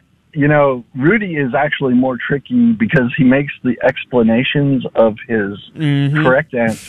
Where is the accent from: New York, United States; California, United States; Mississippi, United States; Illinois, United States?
California, United States; Southern; now in McKinney, Texas, United States; I'm from Southern California